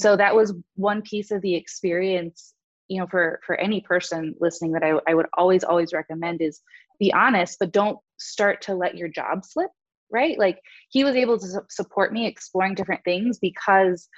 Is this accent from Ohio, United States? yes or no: no; Southern California, United States; born or raised there; moved away as an adult; now in Madison, United States